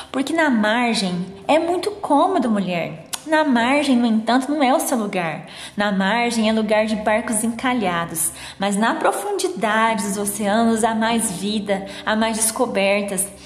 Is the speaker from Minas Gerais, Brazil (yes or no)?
no; São Joaquim da Barra, São Paulo, Brazil; sou de São Joaquim da Barra, interior de São Paulo